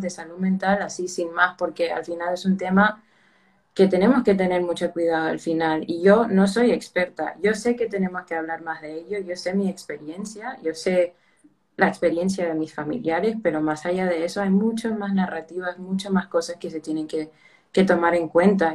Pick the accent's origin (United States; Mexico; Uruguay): United States; moved away as an adult; now in Spain; originalmente soy de los Estados Unidos, pero toda mi familia es de Perú